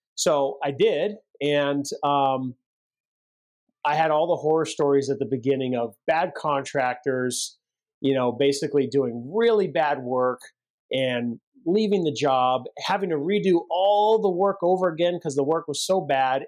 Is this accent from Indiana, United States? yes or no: no; Central California, United States; we grew up in Central California